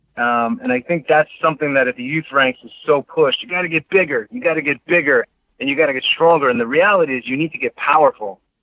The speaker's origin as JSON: {"language": "English", "region": "New York", "country": "United States", "tie": "born or raised there", "said": "I grew up in New York"}